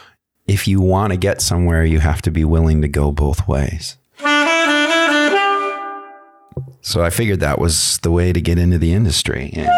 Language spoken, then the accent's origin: English; Michigan, United States; now in Los Angeles, United States; I said, "I'm from Michigan. I just got into town about 6 months ago, and I'm trying to make it in Hollywood."